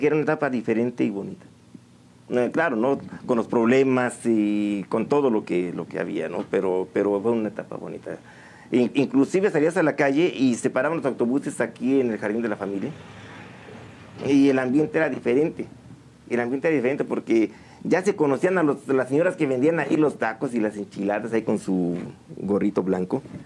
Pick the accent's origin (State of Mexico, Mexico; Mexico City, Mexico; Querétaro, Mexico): Querétaro, Mexico; San Juan del Río; moved away; Originario de aquí, de San Juan del Río, desde mis tatarabuelos. Soy sanjuanense, orgullosamente sanjuanense para todos ustedes, eh, desde siempre. Aunque mm, no siempre estuve aquí